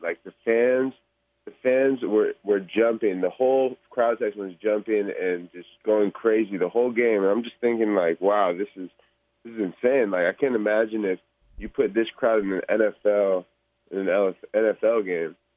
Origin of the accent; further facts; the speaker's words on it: Bay Area, California, United States; I'm from the Bay Area